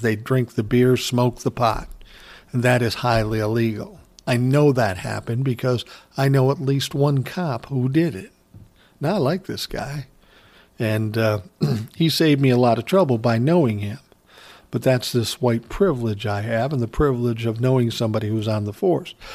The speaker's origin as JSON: {"language": "English", "town": "Minneapolis", "region": "Minnesota", "country": "United States", "tie": "born or raised there", "said": "I grew up in South Minneapolis."}